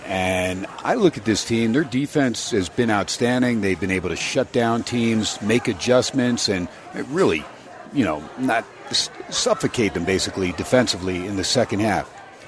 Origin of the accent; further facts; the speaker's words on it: New Jersey, United States; also born or lived in Southern California; now in Las Vegas, United States; I grew up in Jersey